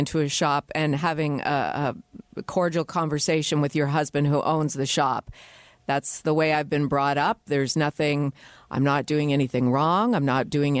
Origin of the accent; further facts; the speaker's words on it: Canada; also born or lived in Toronto; in my city, in my country